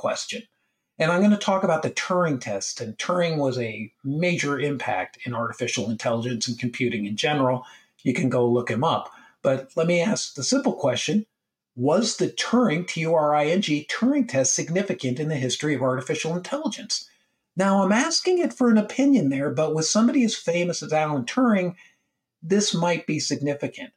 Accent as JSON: {"language": "English", "country": "United States", "said": "as I am American, and I work with people all over the world."}